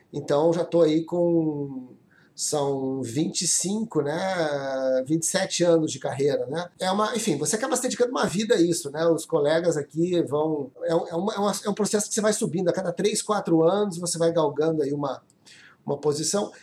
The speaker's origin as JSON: {"language": "Portuguese", "town": "Porto Alegre", "region": "Rio Grande do Sul", "country": "Brazil", "tie": "born or raised there", "also_born_or_lived": "Brasília", "moved": "as an adult", "said": "eu nasci em Porto Alegre, estudei lá no, no Sul, né? Fiz minha escola e universidade lá no Rio Grande do Sul."}